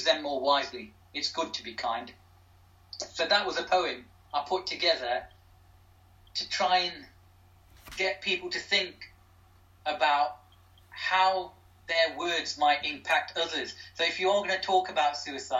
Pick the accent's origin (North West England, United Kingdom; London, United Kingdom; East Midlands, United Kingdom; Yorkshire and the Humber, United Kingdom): East Midlands, United Kingdom; Derby; my hometown, my home city of Derby